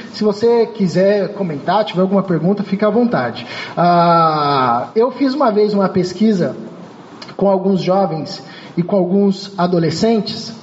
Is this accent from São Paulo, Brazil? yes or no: yes; São Paulo, Brazil; moved away as an adult; now in Rio de Janeiro, Brazil; sou de São Paulo